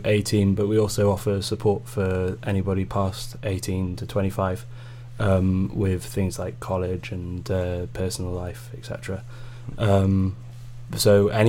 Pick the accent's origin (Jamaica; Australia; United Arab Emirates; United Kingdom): United Kingdom; Tenby, Wales; I grew up in Tenby